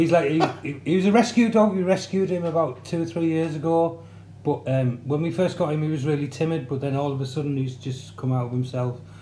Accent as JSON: {"language": "English", "town": "Middlesbrough", "region": "North East England", "country": "United Kingdom", "tie": "born or raised there", "also_born_or_lived": "Hull", "moved": "as an adult", "said": "we grew up in Middlesbrough. We grew up in Winnebanks first, and then we moved over to Linthorpe. Pretty much lived in Middlesbrough all my life. Until about 1997, but I moved to Hull"}